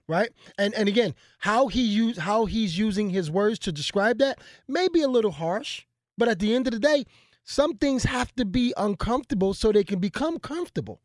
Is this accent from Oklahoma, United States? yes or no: no; Philadelphia, Pennsylvania, United States; I come from Philadelphia